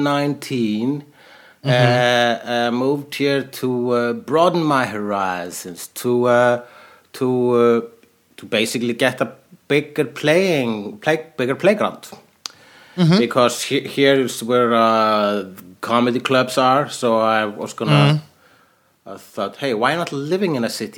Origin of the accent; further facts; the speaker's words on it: Iceland; I am an Icelandic person